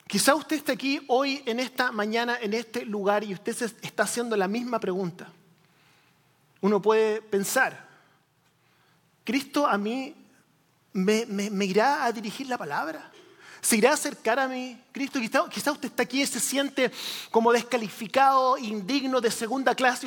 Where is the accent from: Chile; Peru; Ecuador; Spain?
Chile; moved away; yo crecí en Chile, país del tercer mundo, en los años 80